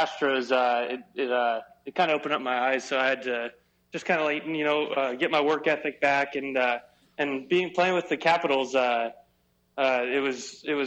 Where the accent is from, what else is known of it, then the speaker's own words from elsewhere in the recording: United States; us American guys